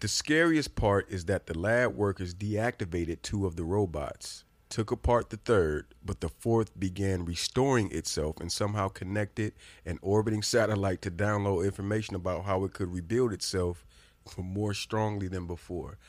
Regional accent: Indiana, United States; I'm from Indiana.

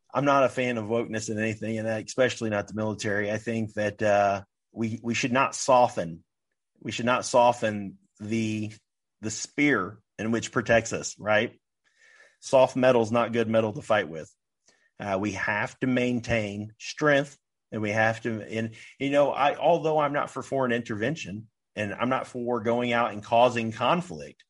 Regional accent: United States

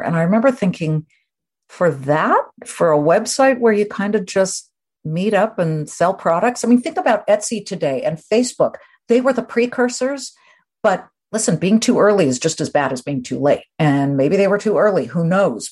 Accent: Beverly Hills, California, United States; moved away; I grew up in California

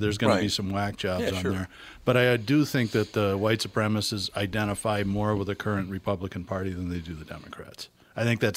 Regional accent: United States; I don't feel guilty for being American. I'm proud

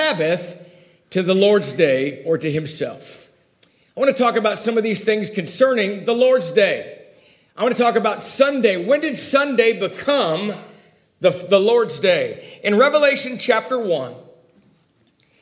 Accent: Ojai, California, United States; also born or lived in Oak View; the hometown that I grew up in Ojai

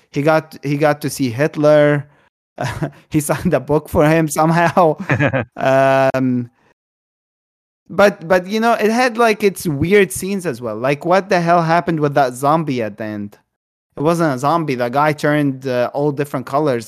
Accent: Egypt; I'm Egyptian. I was born in Egypt. I was raised in Egypt

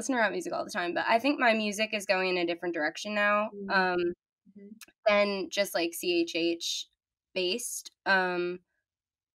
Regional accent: Long Island, New York, United States; I'm 17 and I'm from Long Island

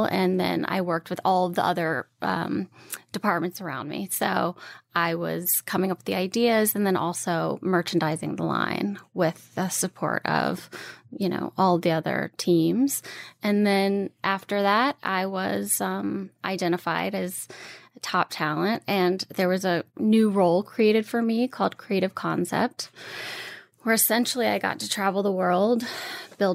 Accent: Louisiana, United States; moved away as an adult; now in New York, United States; I am born and raised in Louisiana. I moved to New York right out of college

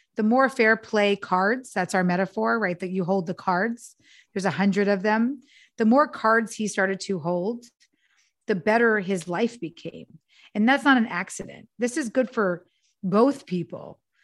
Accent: New York, United States; now in Los Angeles, United States; I'm from New York, but I live in L A now

